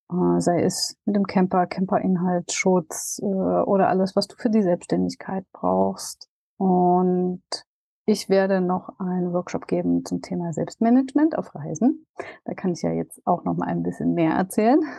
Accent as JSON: {"language": "German", "town": "Dresden", "region": "Saxony", "country": "Germany", "tie": "born or raised there", "said": "auf das Event in Dresden endlich jetzt hier in meiner Heimat auf dem Campingplatz, wo ich tatsächlich äh, total gerne auch bin."}